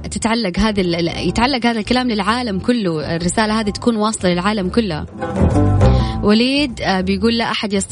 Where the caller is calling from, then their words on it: Jeddah, Makkah Province, Saudi Arabia; من جدة